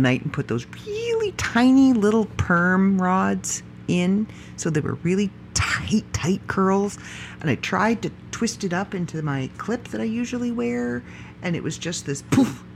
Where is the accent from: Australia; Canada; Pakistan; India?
Canada; I am proud Canadian. I am proud to be Canadian. I am proud of the country I live